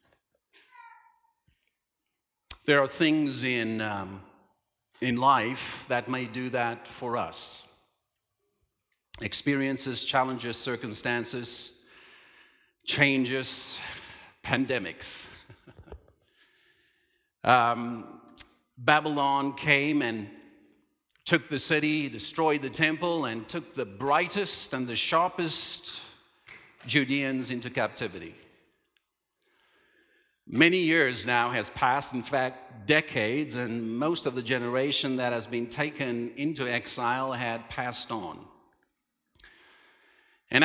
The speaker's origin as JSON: {"language": "English", "town": "Cape Town", "region": "Western Cape", "country": "South Africa", "moved": "yes", "said": "We're going home to the promised land, to Cape Town, South Africa"}